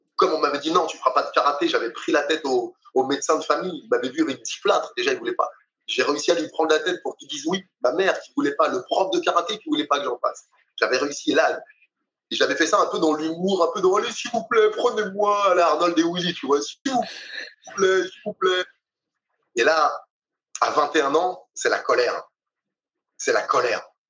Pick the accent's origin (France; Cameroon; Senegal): Senegal; Dakar; je suis né à Dakar